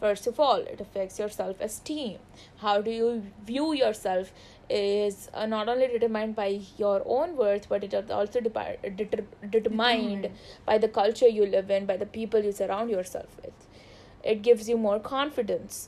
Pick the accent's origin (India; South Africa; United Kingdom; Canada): India; we are Indian